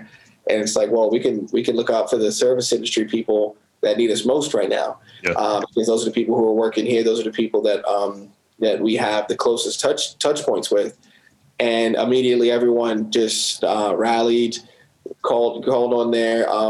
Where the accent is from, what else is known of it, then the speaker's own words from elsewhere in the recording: Baltimore, Maryland, United States; also born or lived in Southern California; I was born in Baltimore, but I moved to California when I was 8 or something like that and stayed there till I was 12.